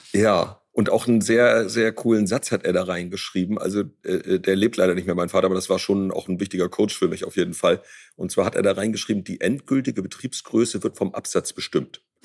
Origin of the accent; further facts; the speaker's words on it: Ostholstein, Schleswig-Holstein, Germany; also born or lived in near Rostock; als meine Schwester Ulrike und ich äh, geboren wurden, also wir sind quasi auf dem Erdbeerfeld zur Welt gekommen